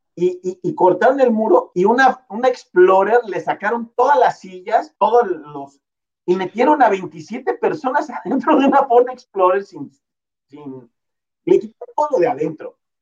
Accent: Oaxaca, Mexico; moved away; also born or lived in Mexico City / Tijuana; yo nací en Oaxaca

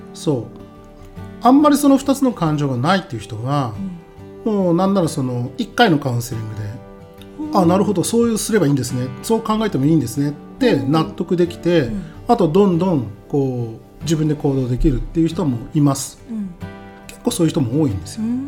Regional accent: Niigata, Japan; 出身は新潟県です

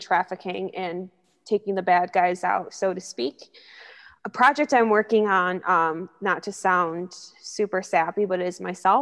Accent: Syracuse, New York, United States; moved away as an adult; now in Rochester, United States; I'm from Syracuse, New York, born and raised

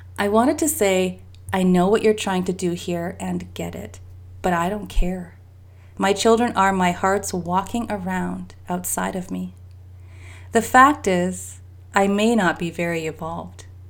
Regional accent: Canada; I'm Canadian

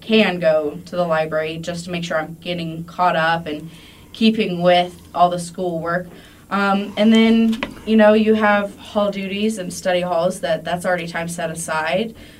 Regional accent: Monroe, United States; moved away; my hometown, Monroe

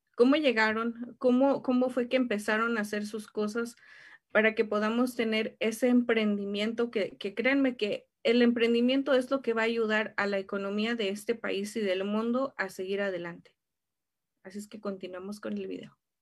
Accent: Mexico; como buenos latinos em, y más siendo mexicanos

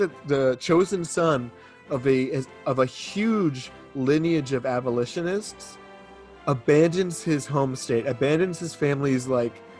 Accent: Massachusetts, United States; I'm a Yankee, I'm from Massachusetts.

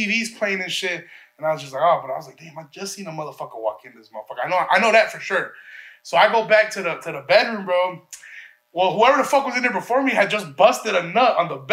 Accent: Chicago, Illinois, United States; I'm from Chicago visiting.

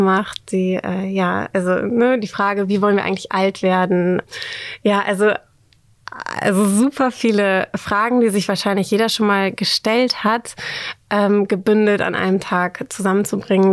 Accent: Oldenburg, Lower Saxony, Germany; moved away as an adult; also born or lived in Netherlands; now in Hamburg, Germany; Ich komme ursprünglich aus Oldenburg, aus dem schönen Oldenburg.

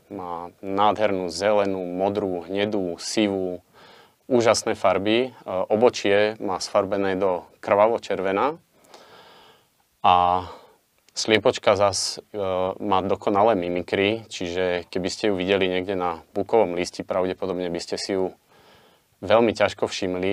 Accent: Liptov, Žilina Region, Slovakia; ako malý chlapec v nízkych Tatrách a v našom okolí, keďže obidvaja sme z Liptova

